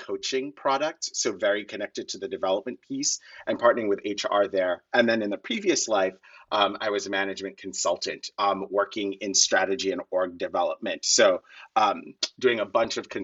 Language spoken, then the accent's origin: English; Kenya; moved away as an adult; now in United States; I grew up in Kenya. I grew up very poor in Kenya.